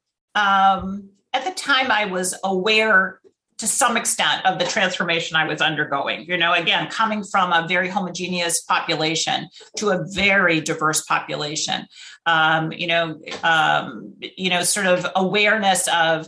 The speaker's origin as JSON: {"language": "English", "town": "Rochester", "region": "New York", "country": "United States", "tie": "born or raised there", "moved": "as an adult", "lives_now": "San Francisco, United States", "said": "I grew up in Rochester, New York, I had one African-American young man in my whole high school class."}